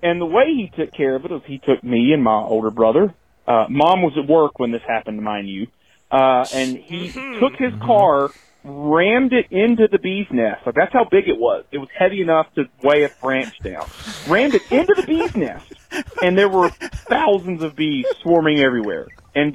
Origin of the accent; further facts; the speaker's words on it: rural North Carolina, United States; when I was about 5 or 6 in rural North Carolina